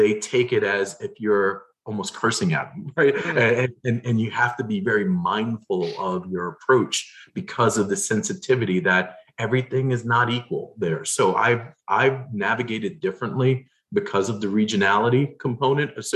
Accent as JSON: {"language": "English", "town": "New York City", "region": "New York", "country": "United States", "moved": "yes", "lives_now": "Central Pennsylvania, United States", "said": "I'm a New Yorker through and through"}